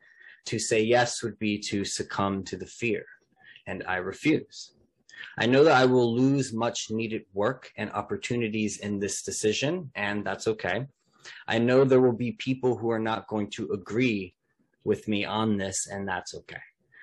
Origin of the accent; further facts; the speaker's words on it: Melbourne, Victoria, Australia; Australia, my home state of Victoria, and my beloved city of Melbourne.